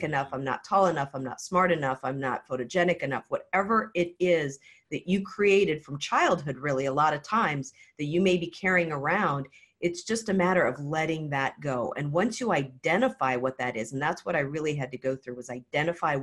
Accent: Hawaii, United States; I actually used to be a professional hula dancer growing up in Hawaii

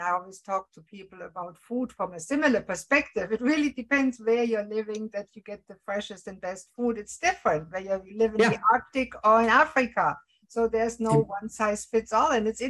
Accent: Germany; moved away as an adult; now in Canada; I come from Germany and most of the houses are made with brick.

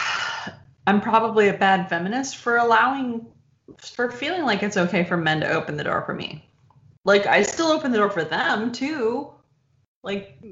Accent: Michigan, United States; moved away; also born or lived in Texas; I grew up in Michigan, and then I moved with my family to Texas

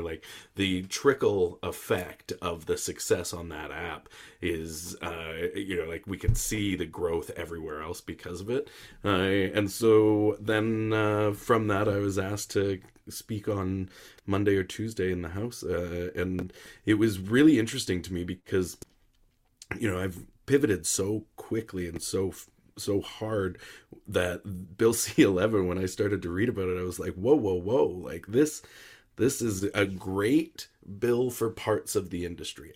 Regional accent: Canada; I am Canadian content.

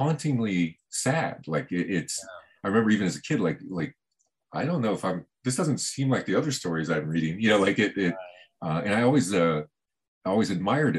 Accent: Miami, Florida, United States; now in Los Angeles, United States; I was born in Miami and lived there.

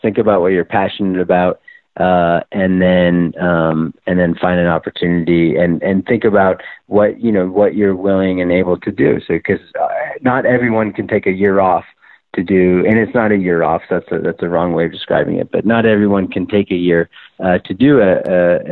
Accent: Novato, California, United States; my hometown in Novato, California

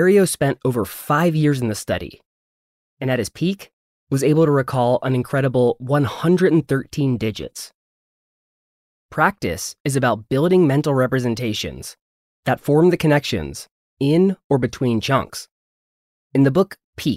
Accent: North Carolina, United States; it's my hometown area code

